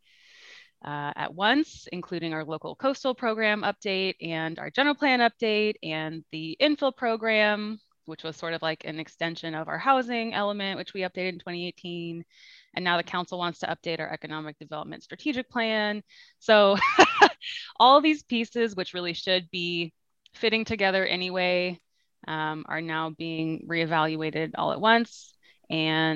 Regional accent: Eureka, California, United States; Eureka is my hometown

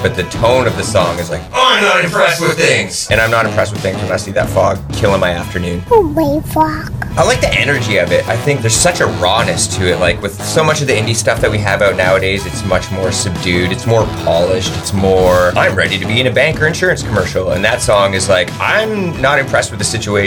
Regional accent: Vancouver Island, British Columbia, Canada; now in Humboldt County, United States; I'm from Vancouver Island, and back home, we call that foggist.

